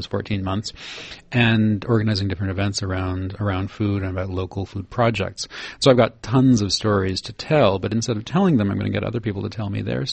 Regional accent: Canada; I come from Canada

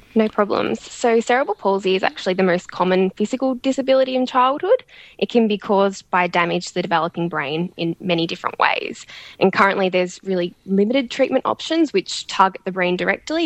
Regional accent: Melbourne, Victoria, Australia; now in Sydney, Australia; I'm originally from Melbourne

